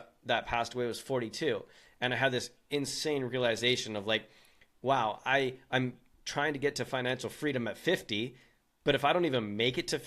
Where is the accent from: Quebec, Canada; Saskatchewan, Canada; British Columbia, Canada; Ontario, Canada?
British Columbia, Canada; I'm from British Columbia, Canada, a good old Canadian boy